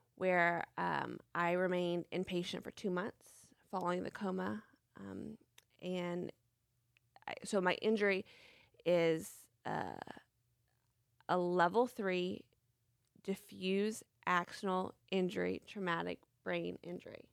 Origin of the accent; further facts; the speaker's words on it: Franklin, Tennessee, United States; I was born and raised in Franklin, Tennessee